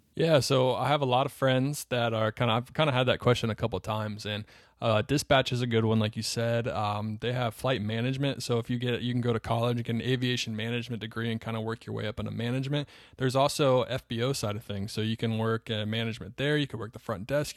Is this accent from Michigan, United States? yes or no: no; Charlotte, North Carolina, United States; I grew up in North Carolina. I grew up in Charlotte, North Carolina.